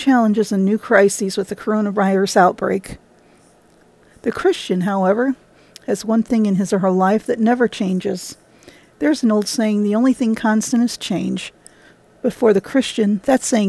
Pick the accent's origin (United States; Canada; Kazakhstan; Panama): United States; Illinois; my home state of Illinois